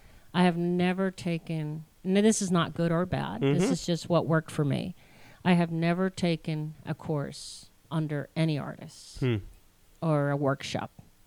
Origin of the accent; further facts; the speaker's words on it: Connecticut, United States; also born or lived in Washington, D.C. / Virginia / Costa Rica; I was raised in mainly, Connecticut area, Virginia, and then also lived in Costa Rica 13 years and on.